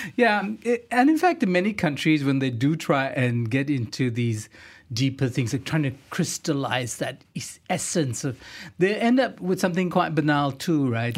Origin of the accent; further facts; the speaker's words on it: Singapore; moved away as an adult; now in Kuala Lumpur, Malaysia; I grew up in Singapore, at least my teenage years.